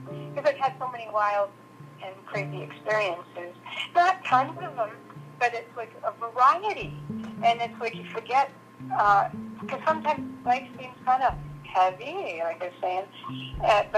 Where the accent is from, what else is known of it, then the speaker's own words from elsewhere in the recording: Minnesota, United States; I'm from Minnesota